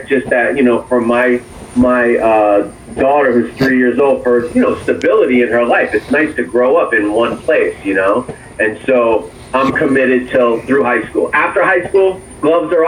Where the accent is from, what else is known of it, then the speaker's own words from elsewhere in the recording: Allentown, Pennsylvania, United States; moved away as an adult; also born or lived in Manhattan, New York / New York; now in Orlando, United States; I was born in Manhattan, New York. I was raised basically in Allentown, Pennsylvania, about an hour and a half outside of New York.